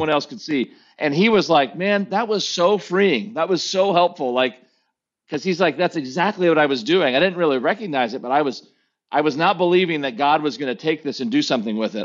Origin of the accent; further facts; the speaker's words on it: United States; as an American preacher